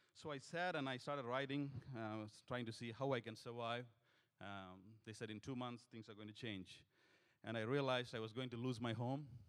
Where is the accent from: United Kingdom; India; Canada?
India; moved away as an adult; also born or lived in Singapore; we come from India